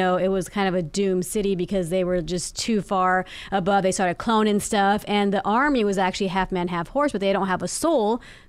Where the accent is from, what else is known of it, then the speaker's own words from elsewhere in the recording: Arizona, United States; Okay, so I grew up in Arizona, and I lived next to a mountain.